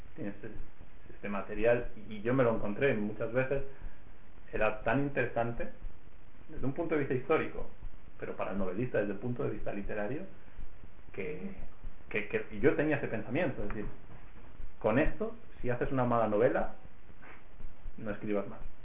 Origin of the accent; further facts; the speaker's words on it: Reus, Catalonia, Spain; en Reus, que es mi ciudad natal